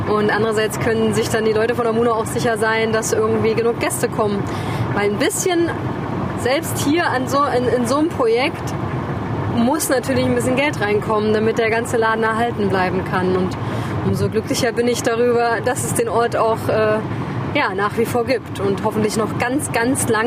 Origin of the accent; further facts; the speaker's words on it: near Bad Klosterlausnitz, Thuringia, Germany; wir sind ja beide hier aufgewachsen in der Nähe. Bei mir ist es zum Beispiel die regionale Verbundenheit einfach. Ich wollte hier nie weg. Ich habe hier in der Nähe, also ich habe in Gera studiert. Ich habe hier Arbeit gefunden.